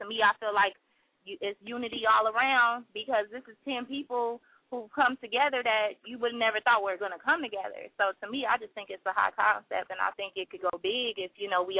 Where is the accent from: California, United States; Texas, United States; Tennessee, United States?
California, United States; moved away as an adult; now in Chicago, United States; I'm originally from California, but, you know, I've been here for 5 years grinding.